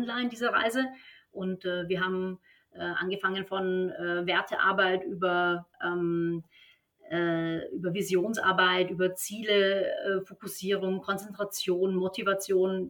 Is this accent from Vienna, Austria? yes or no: yes; Vienna, Austria; moved away as an adult; also born or lived in Stuttgart; now in Berlin, Germany; Ich bin in Wien geboren und auch aufgewachsen, aber seit 2007, also schon eine ganze, ganze Weile in Deutschland.